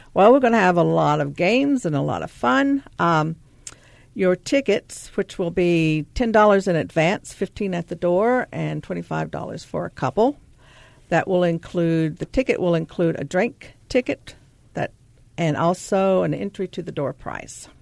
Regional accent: the South, United States; now in Minnesota, United States; I'm from the South, and you'll hear that in my voice

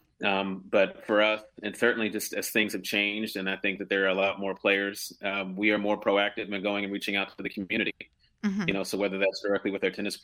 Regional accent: Philadelphia, Pennsylvania, United States; moved away as an adult; now in Washington, D.C., United States; I wish I could say that I'm a native Washingtonian, but originally from Philadelphia.

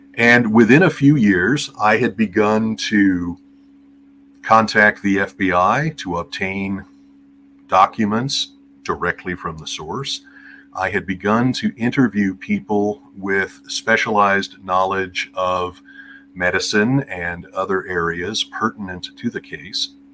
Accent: United States; as an American

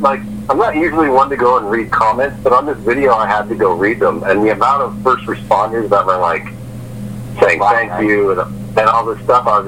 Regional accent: Canada; moved away as an adult; It's just I came from Canada, and I've only lived here for 2 years

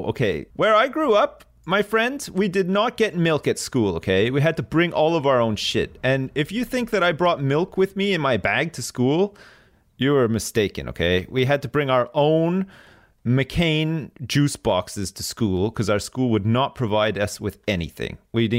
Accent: Canada; And then maybe in England, they gave you a bit more after the fact, but not in, not where I grew up in Canada.

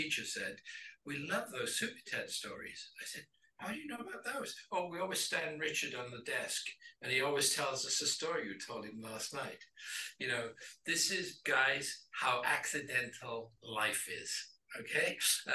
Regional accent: Wales, United Kingdom; accent: Welsh; now in Los Angeles, United States; despite my Welsh accent and I'm British, I've been in LA for 33 years

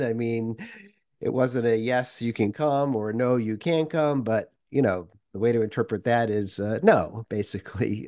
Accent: Worcester, Massachusetts, United States; moved away as an adult; also born or lived in Moscow, Russia; a suburban, you know, middle class, uh, kid growing up in Worcester, Massachusetts

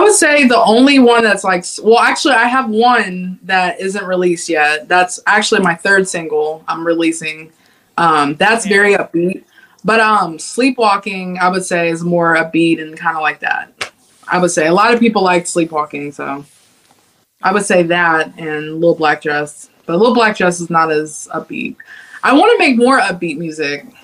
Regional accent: Cincinnati, Ohio, United States; I'm from Cincinnati, Ohio

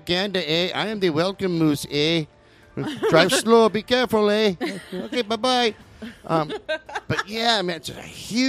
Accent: Midwest, United States; childhood in the Midwest of the good old U.S. of A.

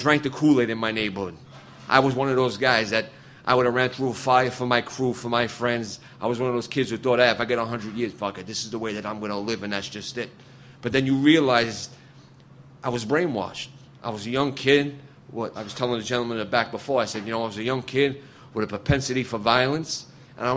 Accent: New York City, New York, United States; I'm from Brooklyn, New York.

